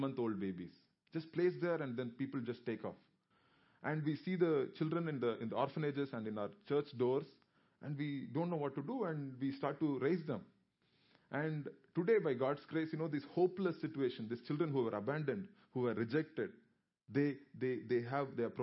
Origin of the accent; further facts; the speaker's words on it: South India, India; I am from South India.